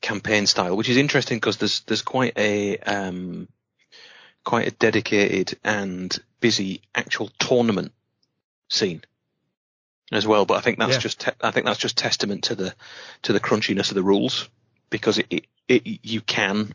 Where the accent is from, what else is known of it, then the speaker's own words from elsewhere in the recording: United Kingdom; we're British.